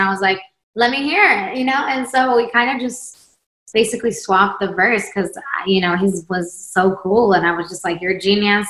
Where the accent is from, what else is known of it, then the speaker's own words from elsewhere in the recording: Sweden; now in United States; And then I'm from Sweden, came to America.